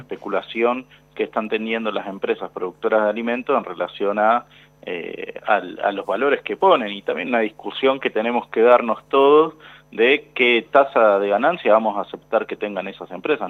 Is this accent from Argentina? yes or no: yes; Lanús, Buenos Aires Province, Argentina; yo soy de Lanús